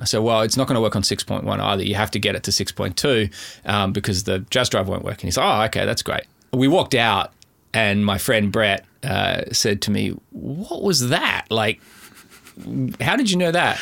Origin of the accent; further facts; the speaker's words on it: Adelaide, South Australia, Australia; moved away as an adult; also born or lived in Canberra; now in Melbourne, Australia; I grew up in Adelaide, specifically in the Adelaide Hills.